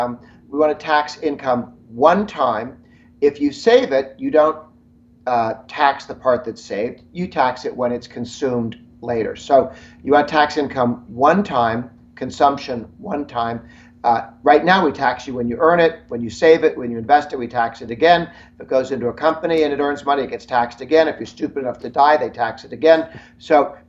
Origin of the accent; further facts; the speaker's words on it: Massachusetts, United States; moved away; I'm originally from Massachusetts. Prior to emigrating to the United States, I grew up in Massachusetts